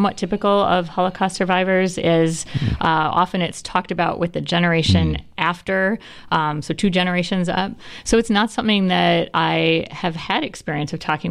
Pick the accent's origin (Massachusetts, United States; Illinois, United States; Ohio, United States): Illinois, United States; Northbrook; moved away as an adult; also born or lived in Chicago / New York / Memphis, Tennessee; now in Asheville, United States; I'm originally from Chicago. I grew up in Northbrook, Illinois.